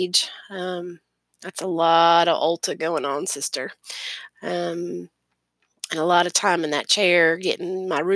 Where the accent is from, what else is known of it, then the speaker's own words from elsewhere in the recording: Florida, United States; accent: Southern; also born or lived in Maryland / North Carolina / Georgia / Tennessee; I've lived here in Florida, which is where I reside now, which is where I was raised